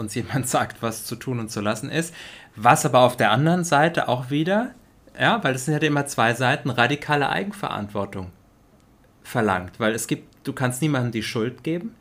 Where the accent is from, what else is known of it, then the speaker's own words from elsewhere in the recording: Germany; in Deutschland auch aufgewachsen zu sein, du zumindest ein Teil deines Lebens, mhm. ich mein komplettes Leben